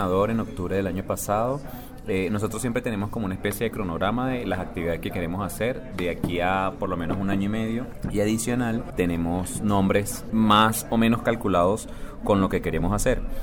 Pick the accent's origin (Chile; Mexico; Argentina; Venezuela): Venezuela; now in Colombia; yo no soy colombiano, yo soy venezolano